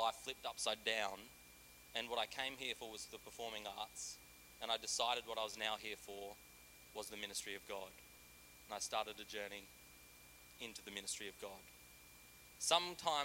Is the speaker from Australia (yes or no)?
yes; Australia; moved away as an adult; now in Central Coast, Australia; I'm from a very small country town